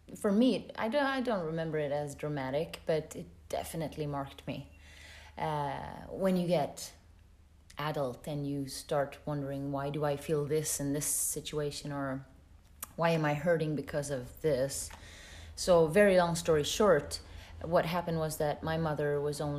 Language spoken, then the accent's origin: English; Sweden; moved away as an adult; also born or lived in California / London / Paris / Gothenburg, Sweden; now in Luxembourg; I come from Sweden